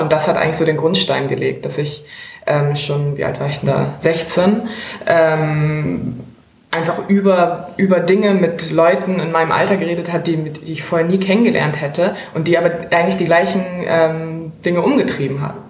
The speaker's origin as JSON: {"language": "German", "region": "Hamburg", "country": "Germany", "tie": "born or raised there", "also_born_or_lived": "Maastricht / Italy / Hungary / Spain", "said": "ich bin zwar in Hamburg geboren, aber in Europa aufgewachsen"}